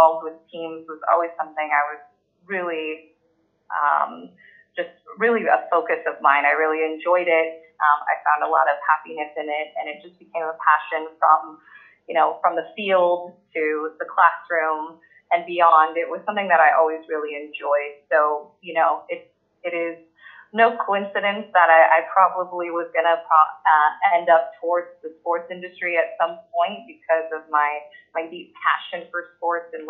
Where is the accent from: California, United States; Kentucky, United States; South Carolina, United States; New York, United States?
California, United States; Los Angeles; I grew up here in Southern California, so have some roots here in Los Angeles